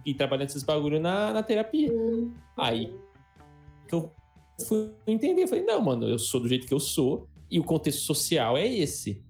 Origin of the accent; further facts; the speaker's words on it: Adamantina, São Paulo, Brazil; a gente cresceu em Adamantina, que é uma cidade muito pequena